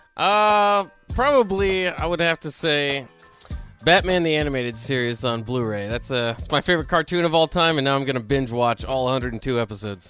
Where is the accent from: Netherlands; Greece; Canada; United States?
United States; Lincoln, Nebraska; growing up in Lincoln